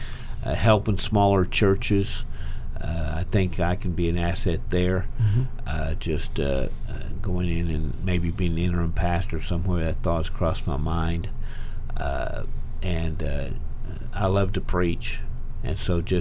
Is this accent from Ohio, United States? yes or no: no; Oklahoma, United States; I'm from Oklahoma